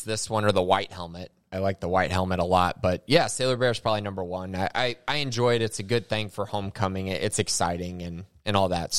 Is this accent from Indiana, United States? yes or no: yes; Indiana, United States; I was born in Indiana